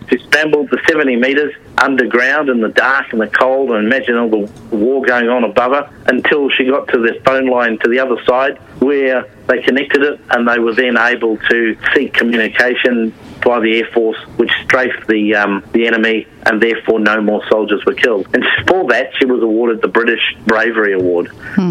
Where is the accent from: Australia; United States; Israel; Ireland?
Australia; Queensland; being a Queenslander